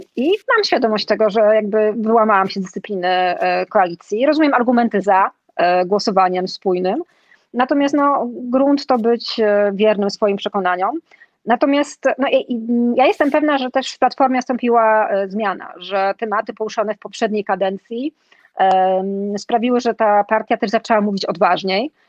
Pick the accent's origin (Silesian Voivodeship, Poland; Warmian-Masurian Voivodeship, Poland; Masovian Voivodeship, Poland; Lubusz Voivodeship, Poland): Silesian Voivodeship, Poland; wychowałam się na Śląsku, żyję tutaj